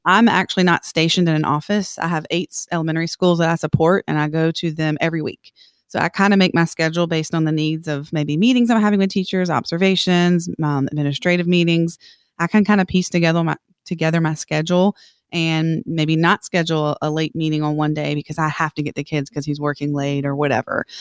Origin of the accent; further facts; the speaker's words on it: Columbia, South Carolina, United States; moved away as an adult; I'm from Columbia, South Carolina. I grew up there, never moved, actually, until we got married